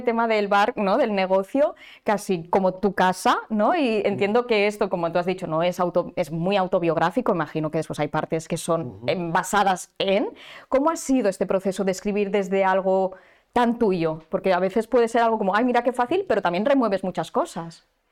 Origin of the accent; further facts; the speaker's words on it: Barcelona, Catalonia, Spain; los que somos de Barcelona